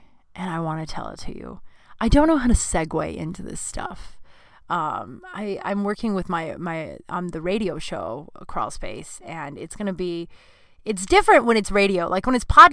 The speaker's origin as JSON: {"language": "English", "town": "Littleton", "region": "Colorado", "country": "United States", "moved": "yes", "lives_now": "Los Angeles, United States", "said": "We're from Littleton, Colorado"}